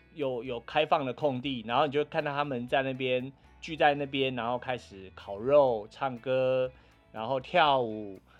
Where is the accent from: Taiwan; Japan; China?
Taiwan; 我们是从台湾来的